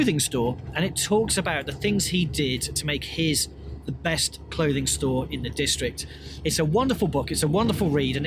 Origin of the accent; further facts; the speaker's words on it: United Kingdom; As a British person